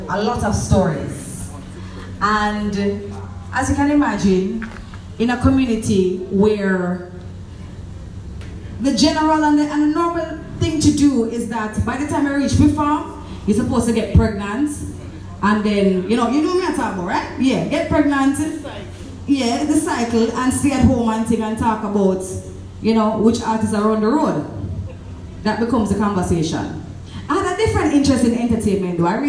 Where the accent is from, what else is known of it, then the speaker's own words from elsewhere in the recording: Clarendon, Jamaica; I'm from Clarendon